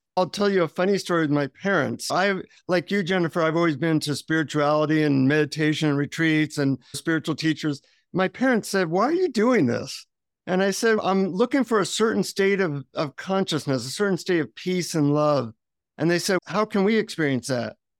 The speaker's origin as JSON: {"language": "English", "country": "United States", "said": "from the United States"}